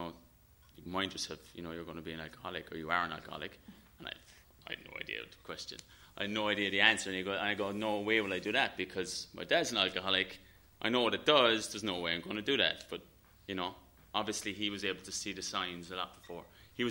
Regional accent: Ireland; I'm Irish. And, you know, growing up in Ireland

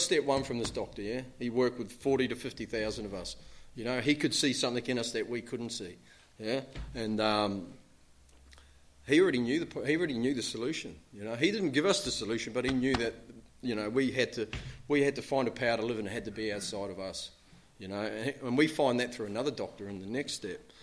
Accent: New Zealand; I'm from New Zealand

